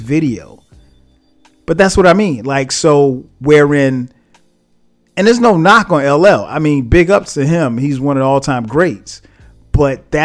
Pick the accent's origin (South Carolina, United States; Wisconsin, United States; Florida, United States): South Carolina, United States; for a kid like me growing up in South Carolina